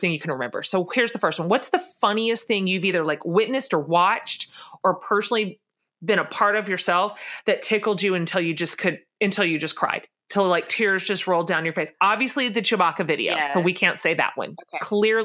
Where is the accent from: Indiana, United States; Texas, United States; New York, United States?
Texas, United States; We live down here in the land of plenty.